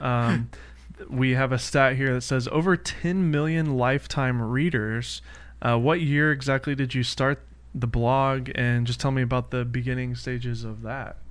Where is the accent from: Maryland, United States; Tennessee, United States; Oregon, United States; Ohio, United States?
Tennessee, United States; Nashville; now in California, United States; I'm from Nashville